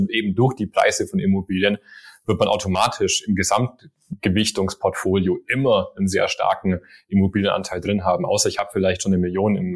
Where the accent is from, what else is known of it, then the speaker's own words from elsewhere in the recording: Swabia, Germany; accent: Swabian; Also ich, ich habe eigentlich auch einen schwäbischen Akzent, aber ich glaube, den hat man nicht mehr so raus.